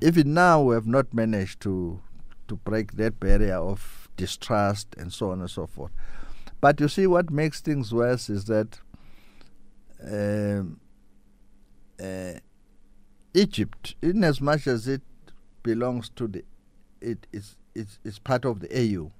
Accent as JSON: {"language": "English", "country": "South Africa", "moved": "as an adult", "lives_now": "Brazil", "said": "They ask me, \"Where do you come from?\" I'll say South Africa."}